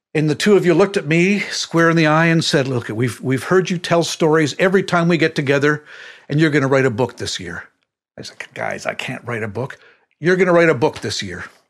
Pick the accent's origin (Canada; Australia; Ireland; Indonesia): Canada; Windsor, Ontario; I was growing up in Windsor, Ontario at the time